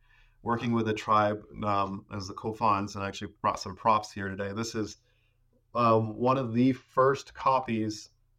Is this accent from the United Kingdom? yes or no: no; Ecuador; moved away as an adult; because I grew up in Ecuador. I was born down there and basically lived down there until I was 18.